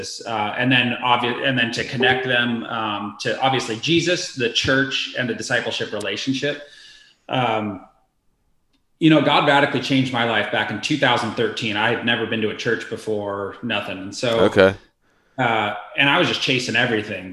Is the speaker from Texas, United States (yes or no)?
no; Idaho, United States; also born or lived in Florida; I'm from Idaho